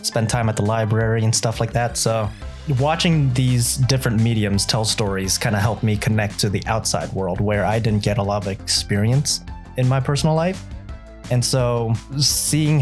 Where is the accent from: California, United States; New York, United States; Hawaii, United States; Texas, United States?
California, United States; Los Angeles; first language Vietnamese; English is a second language; I was born in California and essentially grew up in California, Southern California, like LA area. Vietnamese being my first language